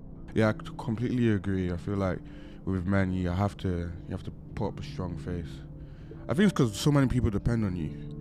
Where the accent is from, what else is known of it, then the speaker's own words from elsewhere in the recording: Ireland; also born or lived in Nigeria; now in Manchester, United Kingdom; I'm from Nigeria. Grew up in Ireland. Live in Manchester.